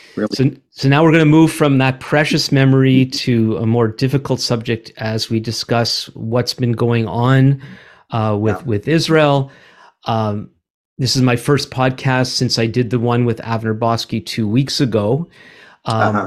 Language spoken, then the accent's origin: English; Montreal, Quebec, Canada; also born or lived in Vancouver; now in Ottawa, Canada; We are both from Montreal.